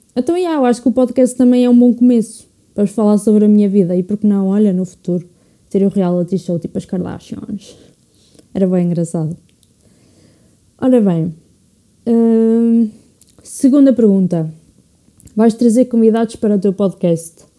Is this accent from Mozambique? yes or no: no; Portugal; quero ficar cá em Portugal, apesar do país que é, mas já, tipo, já pensei em migrar, mas acho que no fundo acho que ia sentir muito, muita falta de Portugal. Portugal é a minha casa